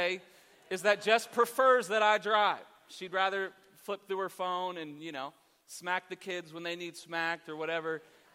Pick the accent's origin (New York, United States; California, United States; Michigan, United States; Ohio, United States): Ohio, United States; Columbus; I'm actually from Columbus